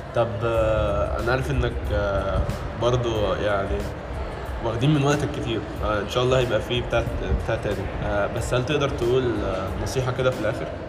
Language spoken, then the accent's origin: Arabic; Egypt; عندنا في مصر